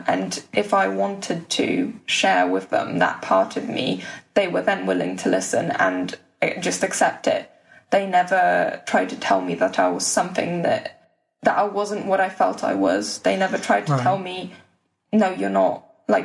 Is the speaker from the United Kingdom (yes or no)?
yes; West Bromwich, West Midlands, United Kingdom; where I'm from, because I want to say West Brom, but if I say West Brom, they'll say, but where are you really from?